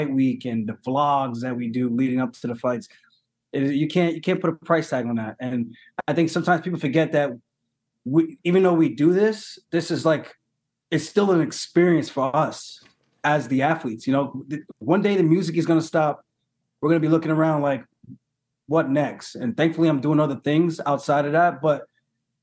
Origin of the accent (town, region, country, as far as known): United States; born or raised there